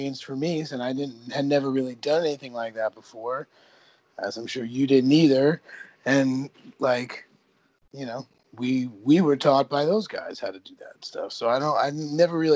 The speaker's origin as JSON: {"language": "English", "region": "New Jersey", "country": "United States", "said": "I'm from New Jersey"}